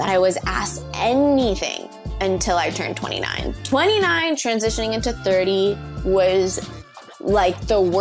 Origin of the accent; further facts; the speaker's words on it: South Florida, United States; also born or lived in St. Thomas, U.S. Virgin Islands; I was born in St. Thomas in the Virgin Islands, but I was raised in South Florida.